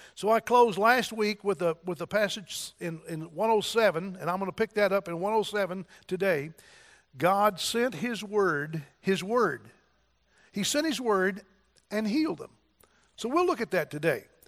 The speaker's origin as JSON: {"language": "English", "town": "Donovan", "country": "United States", "moved": "yes", "said": "I was from Donovan, and I thought I'd never get out of Donovan"}